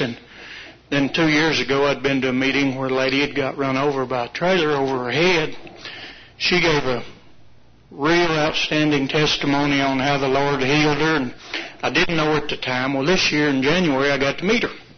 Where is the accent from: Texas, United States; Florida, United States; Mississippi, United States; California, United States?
Texas, United States; Fort Worth; I'm from Fort Worth